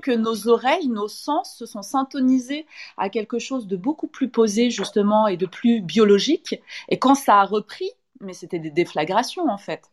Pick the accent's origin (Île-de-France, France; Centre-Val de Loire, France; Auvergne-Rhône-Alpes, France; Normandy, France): Auvergne-Rhône-Alpes, France; Saint-Étienne; now in Paris, France; je suis de Saint-Étienne peut-être à la base, donc euh, j'ai des mots comme ça